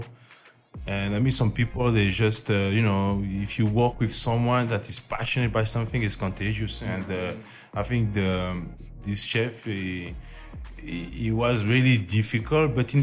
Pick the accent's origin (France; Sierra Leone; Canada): France; Auvergne-Rhône-Alpes; English is a second language; moved away; I'm in France, I'm from Auvergne, it's volcanic